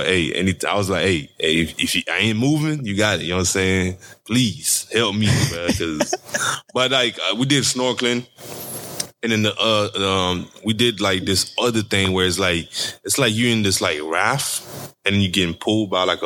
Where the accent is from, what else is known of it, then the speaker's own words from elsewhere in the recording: Haiti; I'm from Haiti